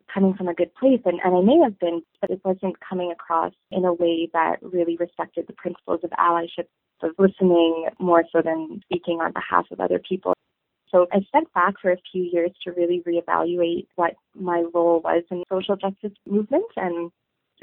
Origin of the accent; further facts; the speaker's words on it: Toronto, Ontario, Canada; moved away as an adult; now in Saskatoon, Canada; I come from Toronto, and I come from a very culturally rich upbringing in an urban center